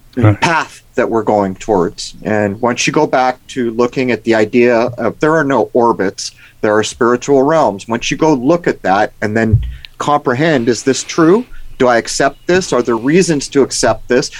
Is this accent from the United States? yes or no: yes; San Diego, California, United States; I grew up in San Diego